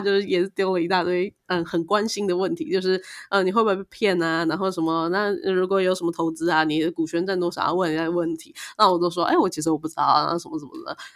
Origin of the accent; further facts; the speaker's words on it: Taiwan; 作为一个台湾人